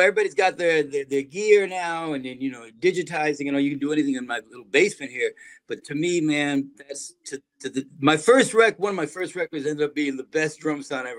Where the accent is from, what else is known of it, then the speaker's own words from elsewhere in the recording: New Haven, Connecticut, United States; moved away as an adult; now in New York City, United States; I grew up in New Haven, by hour and change outside of New York.